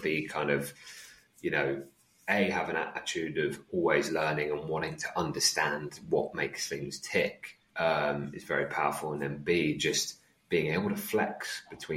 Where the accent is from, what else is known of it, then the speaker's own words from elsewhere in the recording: England, United Kingdom; also born or lived in Netherlands; when I moved to England from Holland, I missed the first year of school.